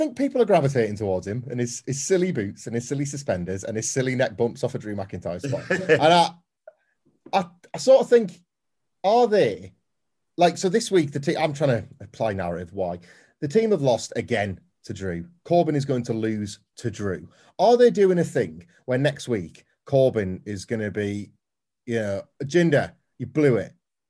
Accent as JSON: {"language": "English", "town": "Cardiff", "region": "Wales", "country": "United Kingdom", "tie": "born or raised there", "said": "In my hometown of Cardiff."}